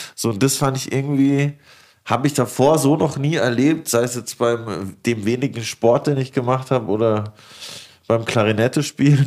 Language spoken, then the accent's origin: German; Lörrach, Baden-Württemberg, Germany; moved away; also born or lived in Stuttgart / Karlsruhe; eher an der Schweizer Grenze, da wo ich, wo ich aufgewachsen bin